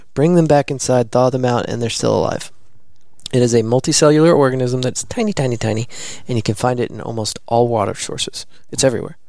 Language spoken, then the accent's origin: English; the South, United States; Born and raised in the South